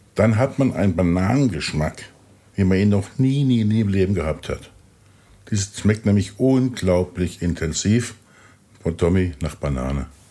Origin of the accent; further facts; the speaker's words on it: Pirmasens, Rhineland-Palatinate, Germany; in Pirmasens, wo ich herkomme